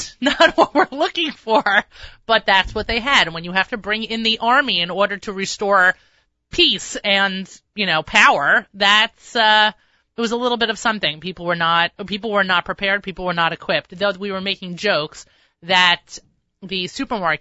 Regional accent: New York, United States; I'm a New Yorker

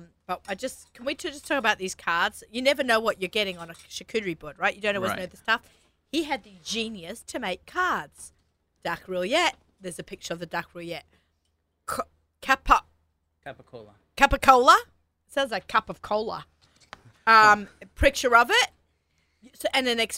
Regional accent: Australia; moved away; growing up in Australia, we had a lot of South African influence

